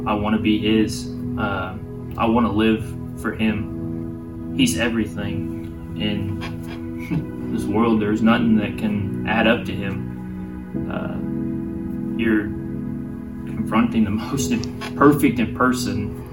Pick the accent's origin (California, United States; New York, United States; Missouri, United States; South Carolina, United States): Missouri, United States; Mount Vernon; I'm from Mount Vernon, Missouri. Been here, raised here all my life